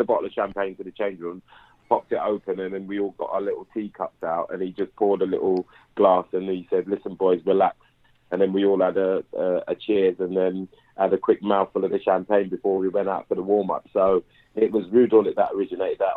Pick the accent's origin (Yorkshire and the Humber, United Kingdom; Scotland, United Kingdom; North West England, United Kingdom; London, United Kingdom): London, United Kingdom; I was quite a local lad, you know, from Clapham. I was I was raised in Clapham